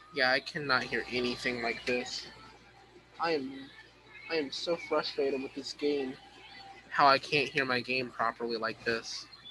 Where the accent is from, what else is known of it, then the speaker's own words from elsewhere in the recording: East Coast, United States; I am from the East Coast.